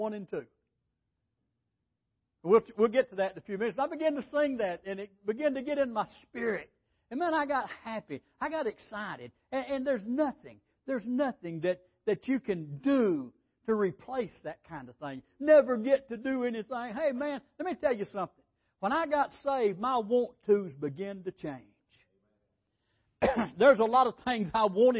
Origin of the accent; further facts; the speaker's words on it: Holly Pond, Alabama, United States; also born or lived in California; I was saved in California and I came back to Alabama down at Holly Pond, Alabama.